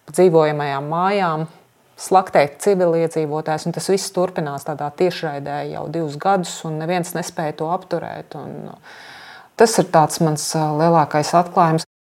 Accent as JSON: {"language": "Latvian", "country": "Latvia", "said": "es no Latvijas"}